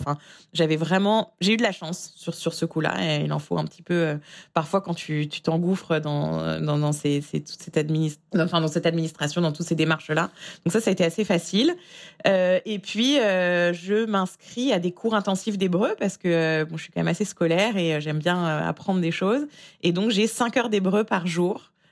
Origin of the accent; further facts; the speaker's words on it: France; moved away as an adult; also born or lived in Israel; now in New York, United States; j'ai quitté la France en 2014 pour ce qui devait être une simple année sabbatique en Israël